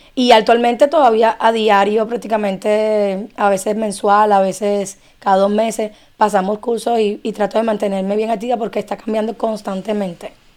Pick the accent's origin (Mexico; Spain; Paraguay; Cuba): Cuba; now in Miami, United States; soy cubana